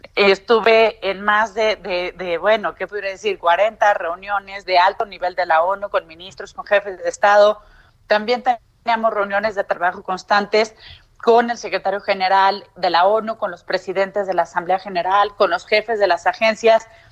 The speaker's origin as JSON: {"language": "Spanish", "country": "Mexico", "said": "yo soy una enamorada de vivir en México, me encanta vivir en mi país"}